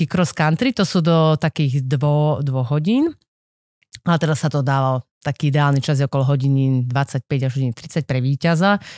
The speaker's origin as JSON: {"language": "Slovak", "town": "Levice", "region": "Nitra Region", "country": "Slovakia", "tie": "born or raised there", "also_born_or_lived": "Martin", "moved": "yes", "said": "ja som vlastne z Levíc. Aj keď som sa narodila v Martine, môj otec je z Hontianskej Vrbice a my sme bývali vlastne v Leviciach, aj stále ešte bývajú oni v Leviciach."}